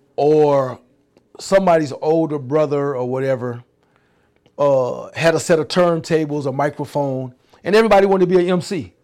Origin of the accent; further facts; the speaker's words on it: New York City, New York, United States; also born or lived in Harlem / Jesup, Georgia; I grew up in Brooklyn, Bedford Stuyvesant, I'm born in Harlem